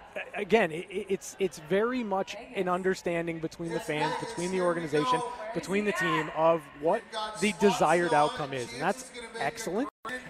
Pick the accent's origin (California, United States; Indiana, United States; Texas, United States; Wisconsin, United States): California, United States; Southern; now in Las Vegas, United States; I'm from Southern California, so when you look at me, I know traffic.